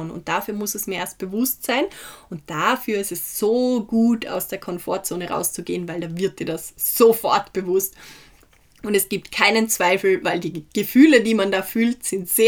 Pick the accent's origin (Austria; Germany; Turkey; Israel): Austria; Feldkirch, Vorarlberg; Ich war gestern in Feldkirch, wo ich herkomme, das ist in Vorarlberg, eine kleine mittelalterliche Stadt, wo wirklich jeder jeden kennt.